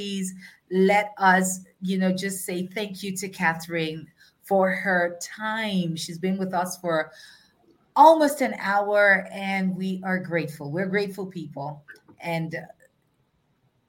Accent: Nigeria; I am a Nigerian

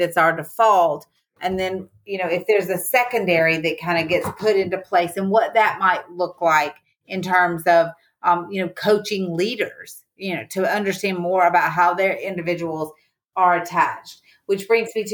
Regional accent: the South, Southern United States, United States; accent: Southern; my Southern accent is just so obvious

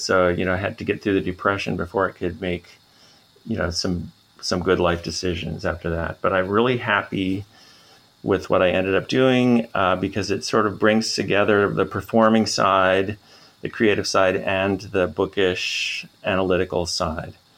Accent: Minnesota, United States; moved away as an adult; now in Montreal, Canada; I'm from Minnesota, so Canada adjacent

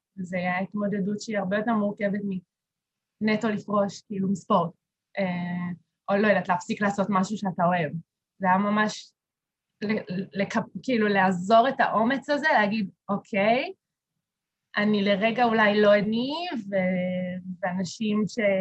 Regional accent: Kiryat Ono, Central District, Israel; also born or lived in Beersheba; אני במקור מקריית אונו

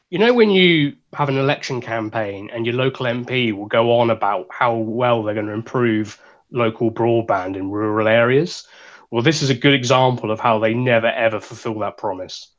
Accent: Suffolk, East of England, United Kingdom; we're from Suffolk

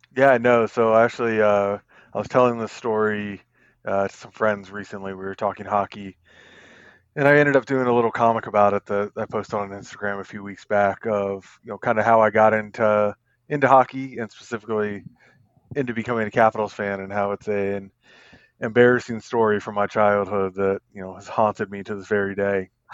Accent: Northern Virginia, United States; also born or lived in Colorado Springs, Colorado / Staunton, Virginia; I'm born and raised in Virginia for the most part. Lived here all my life, except we, uh, took a brief detour to Colorado Springs for about six and a half years.

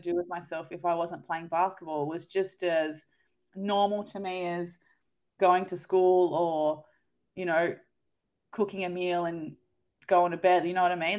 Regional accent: New South Wales, Australia; moved away; also born or lived in Canberra; growing up in New South Wales

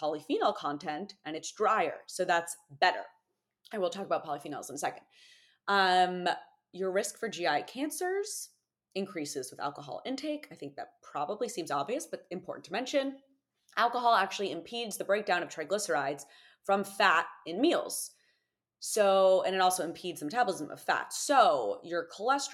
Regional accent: United States; as an American

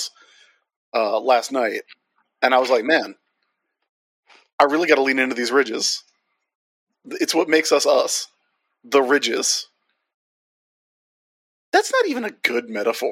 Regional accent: Ohio, United States; moved away; I got out of Ohio too.

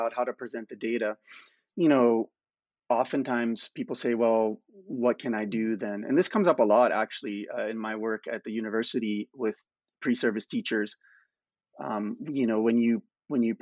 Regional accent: United States; now in Canada; I'm from the United States

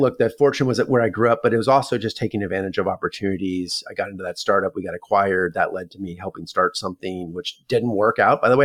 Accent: Palo Alto, California, United States; I was born and raised in Palo Alto, California. I'm a sixth generation Northern Californian

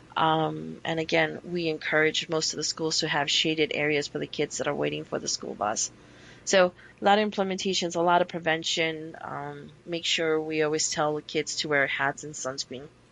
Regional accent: New York, United States; now in Arizona, United States; being a New Yorker

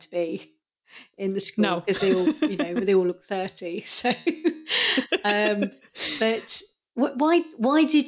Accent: England, United Kingdom; I'm English.

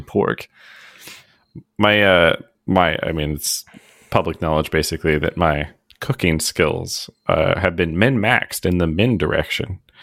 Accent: United States; as an American

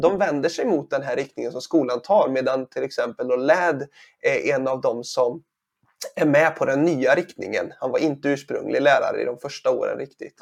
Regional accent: Sweden; som svensk här

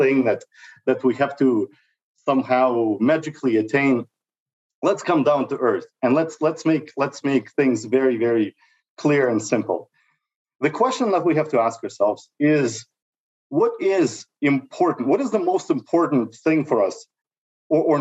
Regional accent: Russia; moved away as an adult; now in Canada; I'm 40 years old. I'm an immigrant from Russia that's been here in Canada for over 20 years

